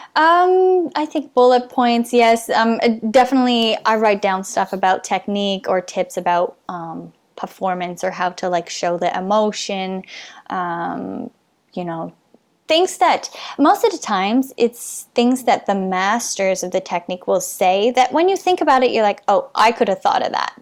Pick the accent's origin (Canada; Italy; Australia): Canada; being Canadian